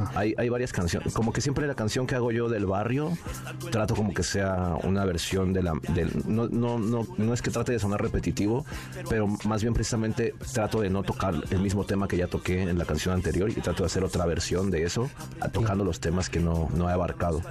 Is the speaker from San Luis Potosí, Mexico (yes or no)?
no; Nezahualcóyotl, State of Mexico, Mexico; nací ahí en Nezahualcóyotl